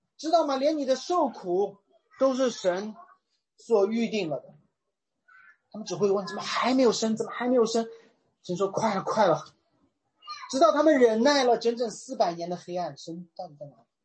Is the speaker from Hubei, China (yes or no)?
no; Shanghai, China; 我是一个上海人